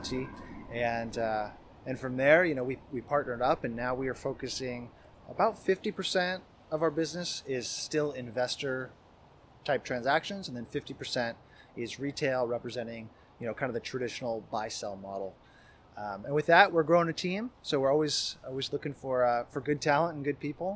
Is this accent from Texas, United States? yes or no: no; Idaho, United States; now in Seattle, United States; I grew up in Idaho and came out here for school